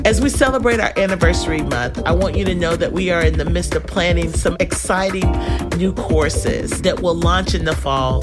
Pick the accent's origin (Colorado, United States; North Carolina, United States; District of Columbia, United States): North Carolina, United States; moved away; also born or lived in Texas; I grew up in North Carolina